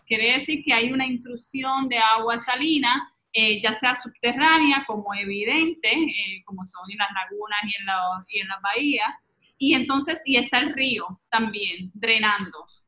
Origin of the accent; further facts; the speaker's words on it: Puerto Rico; llevamos muy dentro de nosotros como ciudadanos puertorriqueños